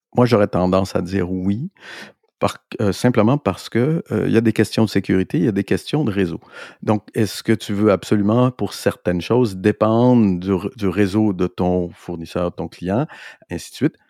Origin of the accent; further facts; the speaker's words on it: Montreal, Quebec, Canada; on est Montréalais ici